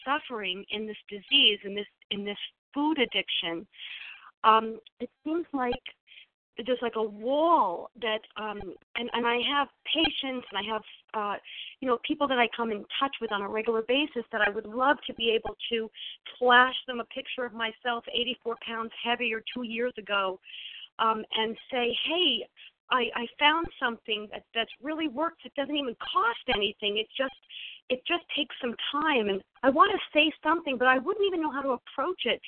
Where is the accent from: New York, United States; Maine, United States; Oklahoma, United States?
New York, United States; now in South Jersey, United States; I live in South Jersey. I'm from New York originally